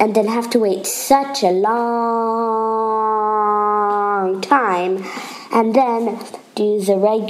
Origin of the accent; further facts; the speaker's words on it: North Carolina, United States; I am 8. I am from North Carolina